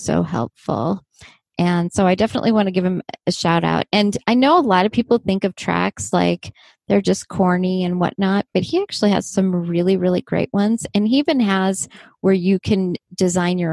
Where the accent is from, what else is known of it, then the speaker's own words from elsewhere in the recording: Southern California, United States; accent: Southern California; growing up in the same area